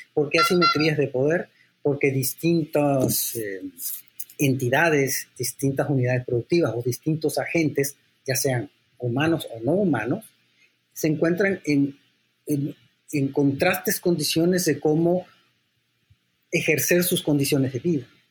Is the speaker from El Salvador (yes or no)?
yes; San Salvador, El Salvador; also born or lived in London, United Kingdom; now in Mexico; yo soy también salvadoreño, porque yo nací en San Salvador, pero soy mexicano porque soy hijo de mexicano